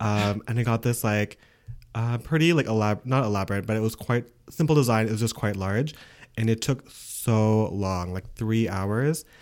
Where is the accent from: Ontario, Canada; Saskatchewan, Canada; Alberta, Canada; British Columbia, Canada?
Ontario, Canada; first language English; now in Quebec, Canada; I'm from Ontario